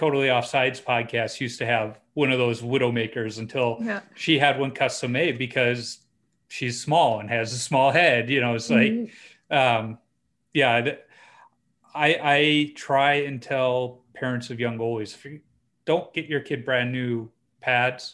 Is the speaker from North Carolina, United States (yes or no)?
no; Chicago, Illinois, United States; I grew up on the South Side